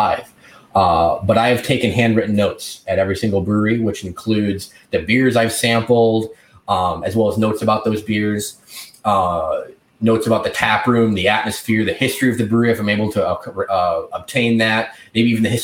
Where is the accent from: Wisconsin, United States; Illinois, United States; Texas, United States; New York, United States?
Wisconsin, United States; rural Wisconsin and rural Iowa, United States; also born or lived in Milwaukee, Wisconsin; now in Baltimore, United States; I grew up in rural Wisconsin and rural Iowa